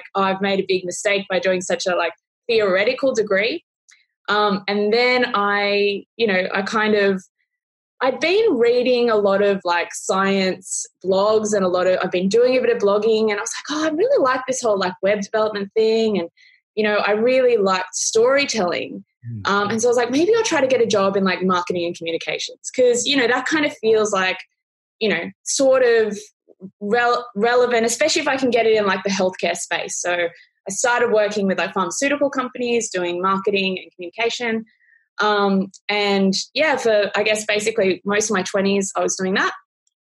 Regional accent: Wollongong, New South Wales, Australia; I'm from Wollongong, so it's like an hour and a half south of Sydney

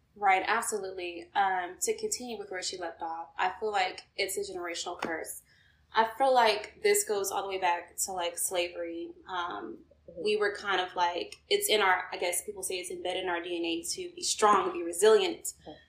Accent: Houston, Texas, United States; now in Atlanta, United States; I'm originally from Houston, Texas, but I do currently reside in ATL, Georgia

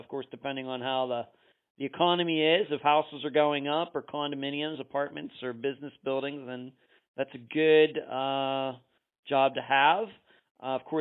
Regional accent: Pennsylvania, United States; I'm from Pennsylvania

